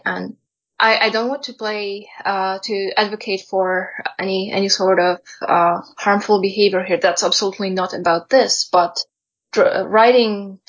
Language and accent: English; Poland; moved away; I come originally from Poland, although I've been living elsewhere at different points of my life